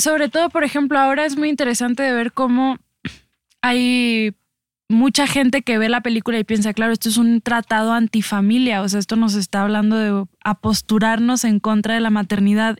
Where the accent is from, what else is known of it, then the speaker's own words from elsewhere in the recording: Mexico; como mexicanos